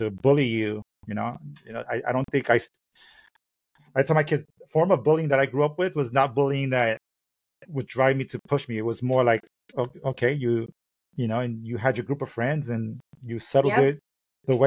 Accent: New York City, New York, United States; growing up in Brooklyn

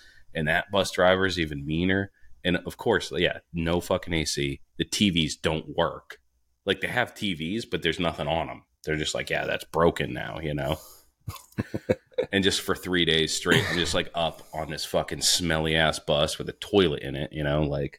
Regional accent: rural New Hampshire, United States; born or raised there

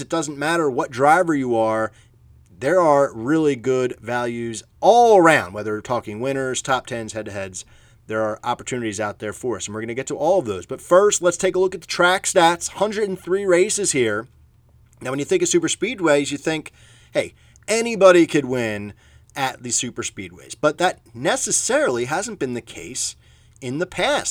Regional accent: Philadelphia, Pennsylvania, United States; I'm from Philadelphia, a big Philadelphia Phillies fan

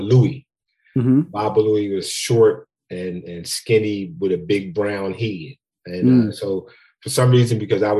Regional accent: Philadelphia, Pennsylvania, United States; I'm from Philly. Grew up in Philly, Robinson Street in West Philly to be exact.

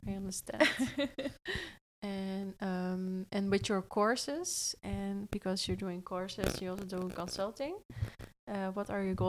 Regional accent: Netherlands; English is a second language; I'm also from Holland, you know, and sometimes I feel also like you can really hear my accent

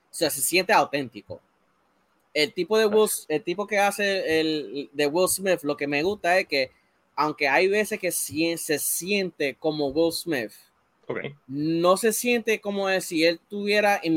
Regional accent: Puerto Rico; And for years, yo tenía ese problema con mi identidad de que yo soy boricua.

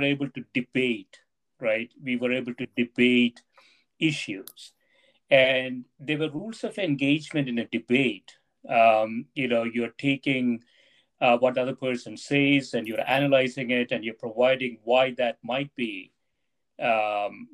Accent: India; moved away; when I was growing up in India

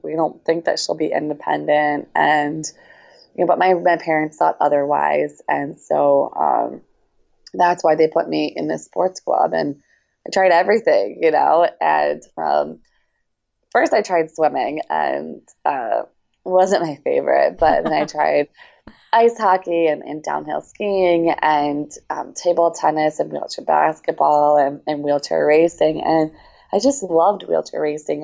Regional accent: Baltimore, Maryland, United States; also born or lived in Russia; now in Champaign, United States; I am from Baltimore, Maryland, but currently training in Champaign, Illinois

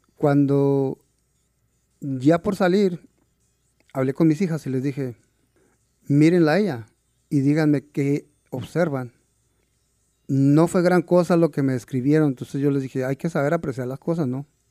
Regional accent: San Diego de Alcalá, Chihuahua, Mexico; now in Seattle, United States; Yo nací en un pequeño pueblo que se llama San Diego de Alcalá. Es en el municipio de Aldama, Chihuahua.

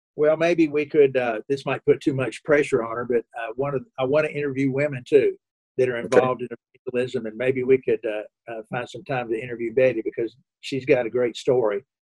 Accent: Kentucky, United States; now in Indianapolis, United States; I grew up in Kentucky

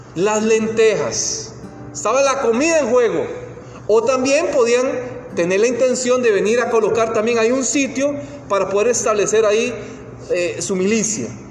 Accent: Costa Rica; moved away; cuando vi a mi país natal, yo soy de Costa Rica, ya posiblemente ya lo han notado por el acento

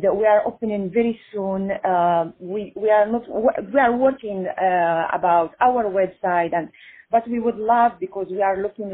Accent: Italy; moved away as an adult; now in Los Angeles, United States; I am Italian too

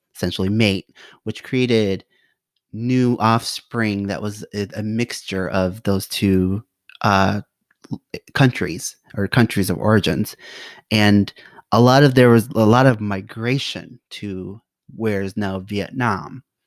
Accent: United States; I am an American. So I'm Khmer American

